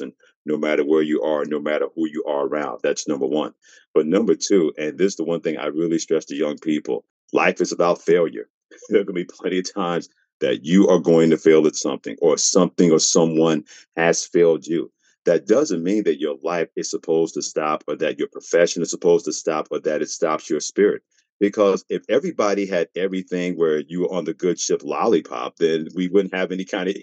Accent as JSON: {"language": "English", "town": "New York City", "region": "New York", "country": "United States", "tie": "born or raised there", "also_born_or_lived": "Mansfield, Pennsylvania / Portland, Maine", "moved": "as an adult", "said": "growing up in New York City"}